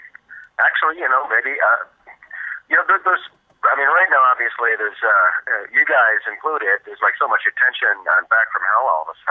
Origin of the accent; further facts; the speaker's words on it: Milan, Michigan, United States; I am. I'm from, right now I'm calling from Milan, Michigan, which is just south of Ann Arbor